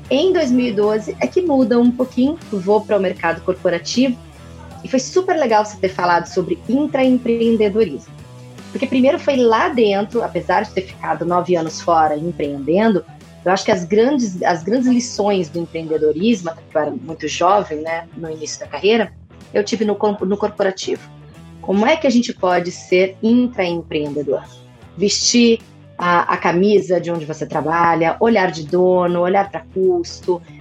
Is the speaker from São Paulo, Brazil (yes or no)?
yes; São Paulo, Brazil; accent: mixed, somewhat Bahian; now in Salvador, Brazil; O que acontece é que eu sou paulistana, tenho essa mistura de sotaque meio baiano, uma mistura de, de coisa nenhuma. Mas o negócio é o seguinte: eu formei em São Paulo e fui morar em Salvador.